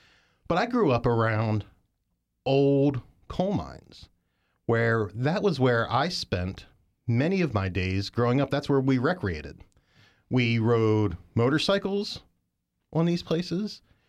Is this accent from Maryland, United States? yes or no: yes; Mount Savage, Maryland, United States; I grew up in Western Maryland, a little town called Mount Savage, old coal mining town. It's where they built the first iron rail in America.